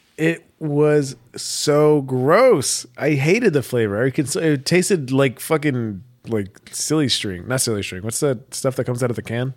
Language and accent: English; United States; I'm American